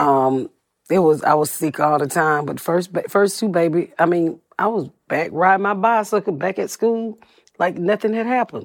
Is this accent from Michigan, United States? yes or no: no; Atlanta, Georgia, United States; moved away; also born or lived in Plainfield, Indiana; I'm from Atlanta. I'm from the South